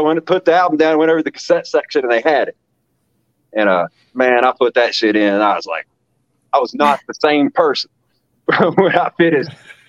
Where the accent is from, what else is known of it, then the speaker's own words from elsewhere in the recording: West Virginia, United States; now in Ohio, United States; So, I mean, I'm from West Virginia, but I've lived all over America. And I finally settled down here in Ohio. I've been here since 2013, so almost 9 years now.